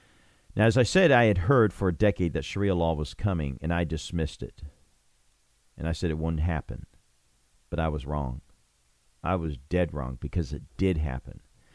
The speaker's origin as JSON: {"language": "English", "town": "Nuneaton", "region": "West Midlands", "country": "United Kingdom", "tie": "born or raised there", "said": "And then it mentioned Nuneaton. Now, that caught my attention, because that's where I was living, my hometown."}